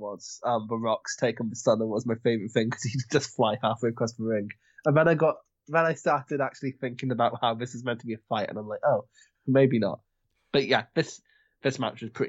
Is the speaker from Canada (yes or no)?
no; England, United Kingdom; accent: English; now in Scotland; I have an English accent and I sometimes slip into Scottish because that's where I live